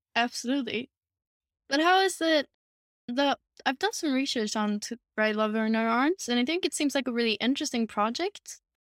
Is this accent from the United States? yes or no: no; Sweden; Sweden. I'm, uh, born and raised here, still living here